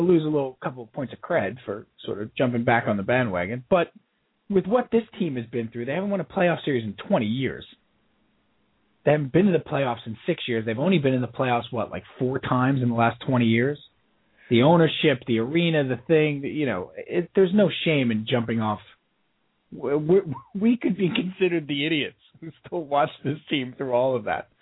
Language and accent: English; United States; we're American